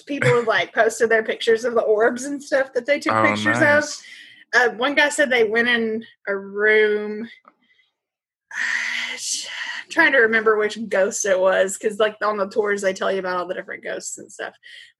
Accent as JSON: {"language": "English", "region": "Kentucky", "country": "United States", "said": "Maybe this accent. Can we call my accent pretty and flowery? My words are flowery. Flowery. These are words that we say in Kentucky."}